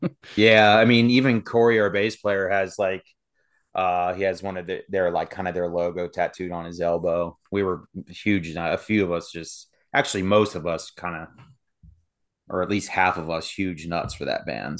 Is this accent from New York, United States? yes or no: no; Sterling, Virginia, United States; moved away as an adult; also born or lived in Berryville, Virginia; now in West Virginia, United States; I grew up in Sterling, Virginia